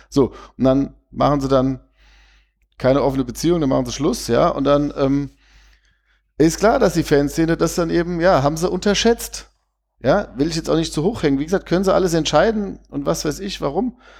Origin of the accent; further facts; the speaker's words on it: Vienna, Austria; ich komme ja aus Wien und bin auch früher auf den Halberg gegangen